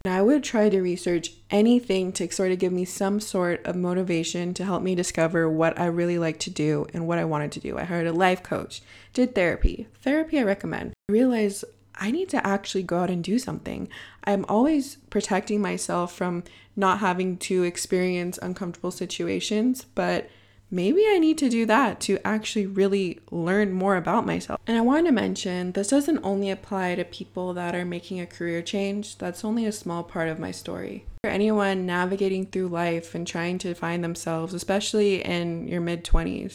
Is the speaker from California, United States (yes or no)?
yes; Bay Area, California, United States; moved away as an adult; now in Madrid, Spain; I was born and raised in the Bay Area, and now I'm sitting in my apartment living in Madrid, Spain